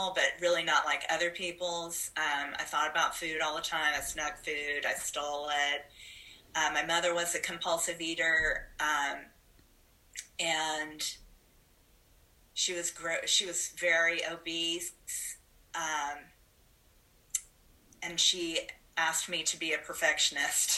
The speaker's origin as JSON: {"language": "English", "town": "Huntsville", "region": "Alabama", "country": "United States", "said": "I'm originally from Huntsville, Alabama. My dad is a farmer"}